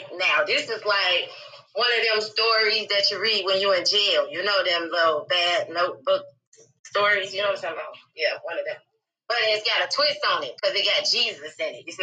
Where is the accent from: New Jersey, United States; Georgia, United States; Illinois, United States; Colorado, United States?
Illinois, United States; Chicago; I was born in Chicago, Illinois. And I grew up in the Wild Hunnids.